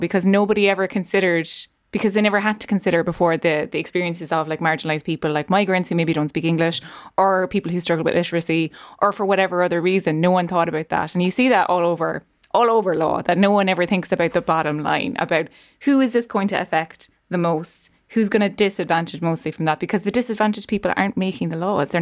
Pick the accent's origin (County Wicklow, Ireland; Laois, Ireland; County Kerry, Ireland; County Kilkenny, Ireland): Laois, Ireland; accent: Laois; my leash accent comes out